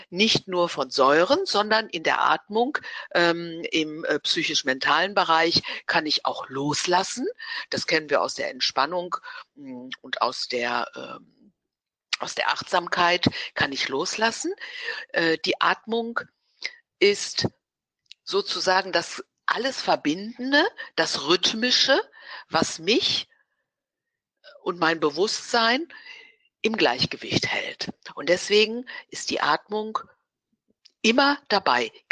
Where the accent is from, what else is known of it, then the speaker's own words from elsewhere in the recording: Dortmund, North Rhine-Westphalia, Germany; also born or lived in Gelsenkirchen / Essen; ich bin ein Ruhrpotzkind. Das heißt, ich komme aus Dortmund, also geboren bin ich in Gelsenkirchen und habe aber dann 20, über 20 Jahre in Dortmund gelebt.